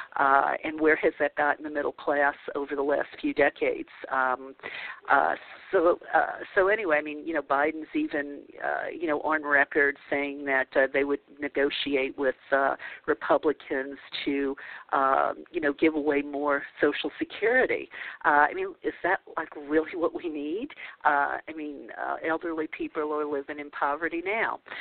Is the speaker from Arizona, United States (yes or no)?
no; New Orleans, Louisiana, United States; moved away; growing up in the Bible Belt of New Orleans